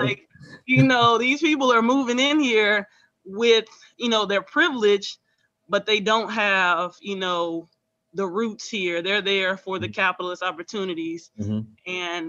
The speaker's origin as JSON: {"language": "English", "town": "Houston", "region": "Texas", "country": "United States", "said": "I'm originally from Houston. My dad was born and raised in Fifth Ward."}